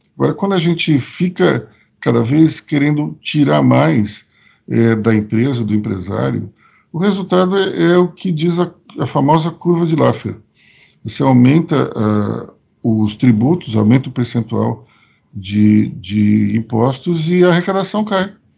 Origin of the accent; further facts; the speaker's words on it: Recife, Pernambuco, Brazil; E como eu nasci no Recife, minha família é de Pernambuco, eu conheço bem o, o sertão nordestino